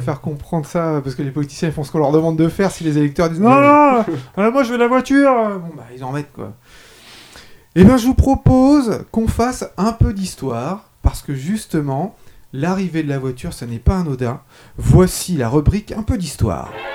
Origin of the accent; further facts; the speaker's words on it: France; je suis français